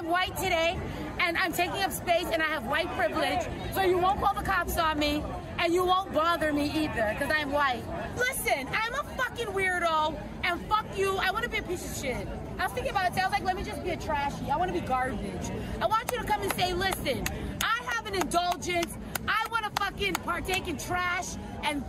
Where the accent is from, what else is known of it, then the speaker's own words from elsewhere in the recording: England, United Kingdom; moved away as an adult; now in United States; I'm originally from England.